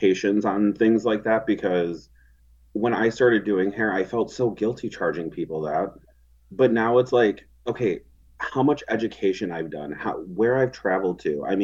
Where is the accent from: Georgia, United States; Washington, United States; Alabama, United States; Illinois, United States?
Illinois, United States; Chicago; moved away; I'm from the Chicago area originally